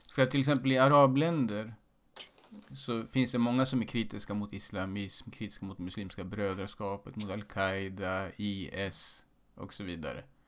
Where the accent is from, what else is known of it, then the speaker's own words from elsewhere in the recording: Sweden; Jag är född i Sverige med en eh, iransk far